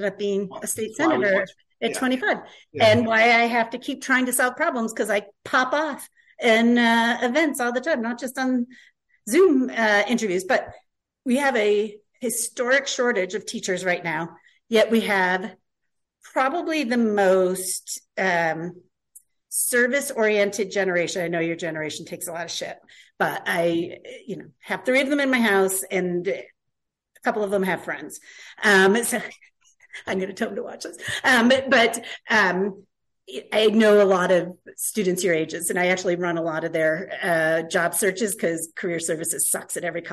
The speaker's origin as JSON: {"language": "English", "town": "North Adams", "region": "Massachusetts", "country": "United States", "said": "I was from North Adams, similar type school system"}